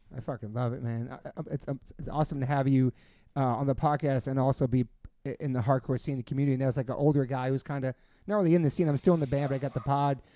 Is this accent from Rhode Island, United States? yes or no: no; New York, United States; all of us growing up in New York in the nineties